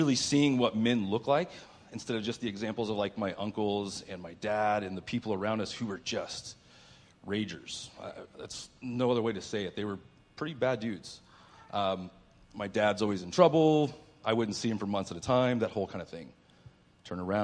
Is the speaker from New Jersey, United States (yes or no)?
no; Mount Vernon, Illinois, United States; moved away as an adult; now in San Diego, United States; I was born in Southern Illinois, a place called Mount Vernon